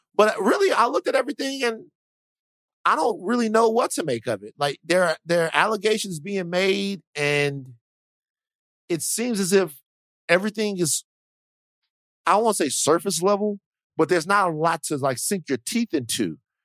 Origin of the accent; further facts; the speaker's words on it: United States; I'm an American